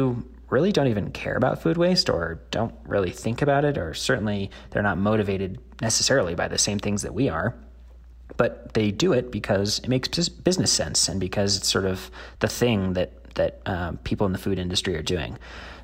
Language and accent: English; Denver, Colorado, United States; my hometown of Denver